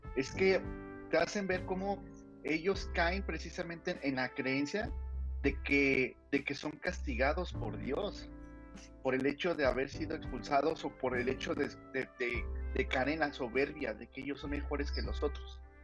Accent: Mexico; now in Monterrey, Mexico; mi pueblo me volvió a llamar. Ah. Estoy posiblemente regresando otra vez a, aquí a CDMX o Estado de México

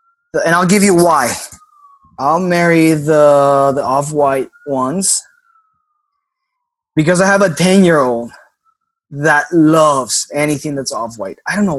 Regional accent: Miami, Florida, United States; Maybe it's because I'm from Miami and grew up in Miami.

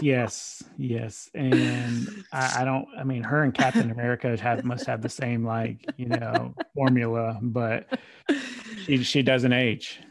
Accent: Murfreesboro, Tennessee, United States; also born or lived in Nashville, Tennessee; my hometown

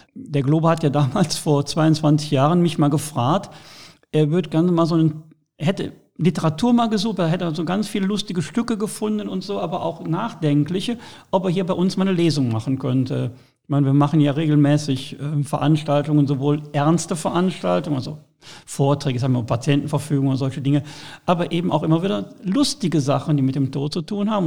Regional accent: Rhineland, Germany; als Rheinländer

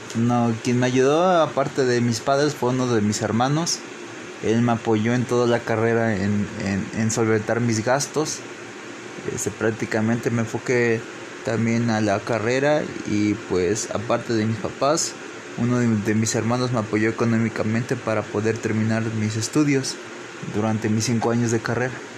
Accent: Papantla, Veracruz, Mexico; Crecí en la localidad de Guadalupe Victoria, en Papantla, Veracruz

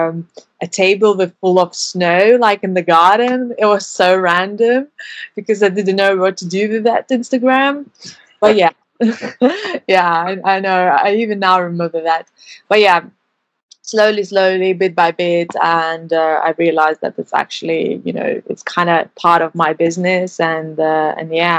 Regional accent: Lithuania; moved away as an adult; now in London, United Kingdom; I'm originally from Lithuania, but live in London for over 7 years

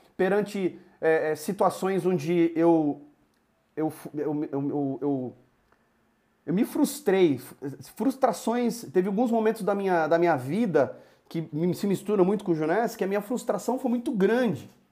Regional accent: Campinas, São Paulo, Brazil; moved away as an adult; now in Ribeirão Preto, Brazil; sou de Campinas, hoje moro em Ribeirão Preto

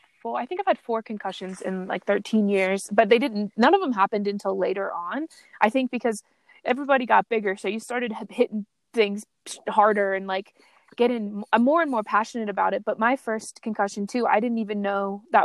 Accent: East Coast, United States; I grew up on the East Coast

